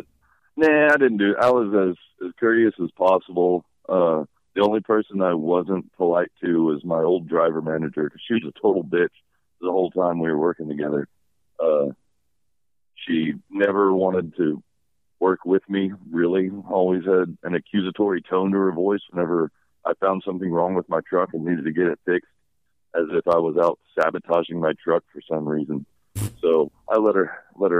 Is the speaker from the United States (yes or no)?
yes; Kilgore, Texas, United States; moved away; I am back in my hometown of Kilgore, Texas